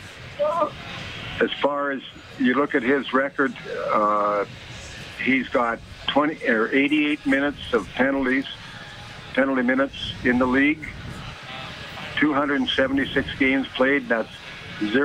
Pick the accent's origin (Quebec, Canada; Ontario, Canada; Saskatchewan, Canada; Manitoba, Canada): Saskatchewan, Canada; also born or lived in northern Alberta; now in Alberta, Canada; I'm originally from Saskatchewan